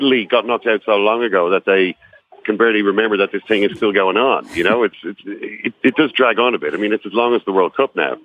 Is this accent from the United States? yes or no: no; Ireland; I'm from Ireland